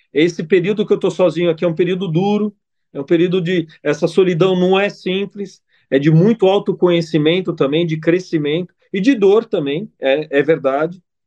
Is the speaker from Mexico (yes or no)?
no; Italy; also born or lived in Brazil; now in Dubai, United Arab Emirates; sou italiano